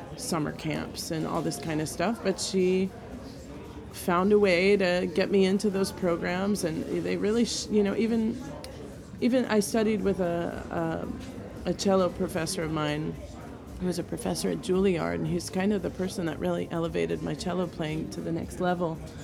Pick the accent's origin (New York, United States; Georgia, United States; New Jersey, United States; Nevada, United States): New York, United States; New York City; moved away as an adult; now in New Orleans, United States; I am from New York originally. I was born in Bayside, Queens